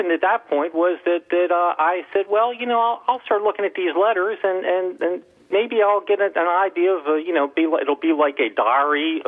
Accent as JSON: {"language": "English", "town": "Baltimore", "region": "Maryland", "country": "United States", "tie": "born or raised there", "said": "growing up in Baltimore, Maryland"}